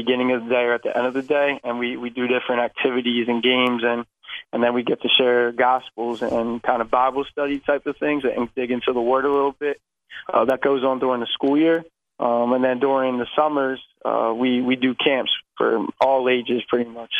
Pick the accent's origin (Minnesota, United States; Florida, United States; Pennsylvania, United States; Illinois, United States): Pennsylvania, United States; I come from Saratton, Pennsylvania. So I am right outside of Philadelphia, about 45 minutes.